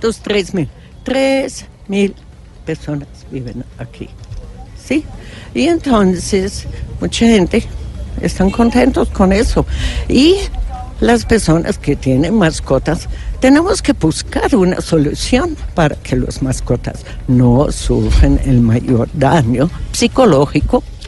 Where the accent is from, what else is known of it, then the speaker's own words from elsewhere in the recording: Germany; Spanish is a second language; moved away; yo soy alemana